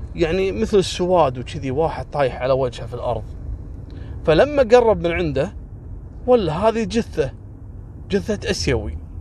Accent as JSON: {"language": "Arabic", "country": "Kuwait", "said": "عندنا في الكويت"}